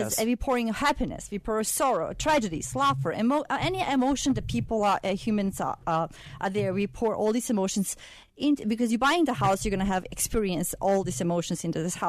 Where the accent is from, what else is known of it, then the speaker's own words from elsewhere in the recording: Sarajevo, Bosnia & Herzegovina; moved away as an adult; I come from Sarajevo, Bosnia. It's a capital of Bosnia.